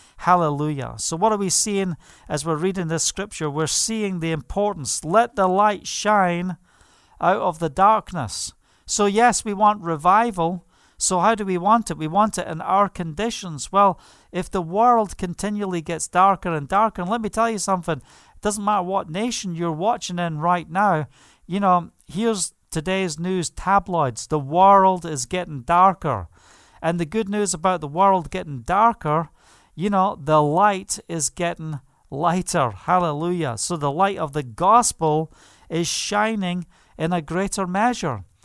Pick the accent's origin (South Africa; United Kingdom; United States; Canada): United Kingdom; Scotland; moved away; I am proud and blessed to be Scottish.